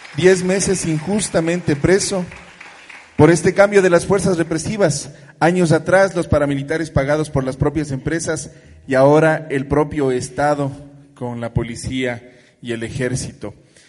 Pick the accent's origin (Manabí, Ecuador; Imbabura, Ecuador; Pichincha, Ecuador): Imbabura, Ecuador; Junín; defender mi territorio donde yo nací, donde mi familia entraron y todos estamos ahí habitando en ese territorio